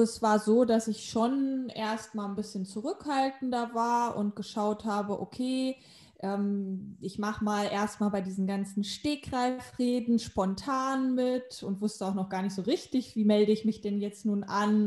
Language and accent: German; Hanover, Lower Saxony, Germany; moved away as an adult; also born or lived in Spain; in meiner Heimatstadt in Hannover